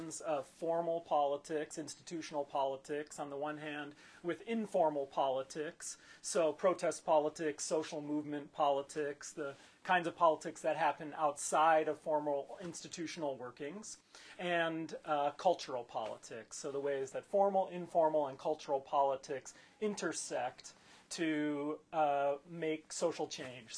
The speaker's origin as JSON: {"language": "English", "town": "Cleveland", "region": "Ohio", "country": "United States", "tie": "born or raised there", "said": "I grew up in Cleveland, Ohio, so my current project, book project, focuses on contested meanings of black power in my hometown of Cleveland, Ohio."}